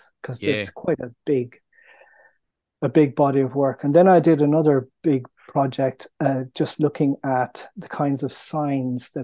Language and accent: English; Ireland; moved away; also born or lived in New York; being Irish